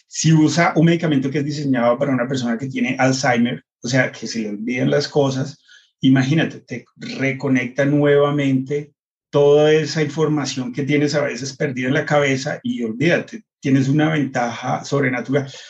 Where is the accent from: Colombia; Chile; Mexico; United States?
United States; moved away; yo crecí en Estados Unidos